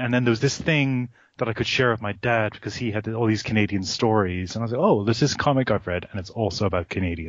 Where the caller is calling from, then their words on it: Melbourne, Victoria, Australia; while I don't sound like it, I'm calling you from Australia.